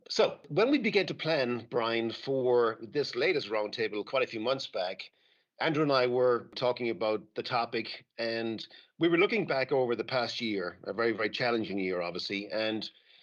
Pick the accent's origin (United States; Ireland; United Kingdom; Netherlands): Ireland; Being Irish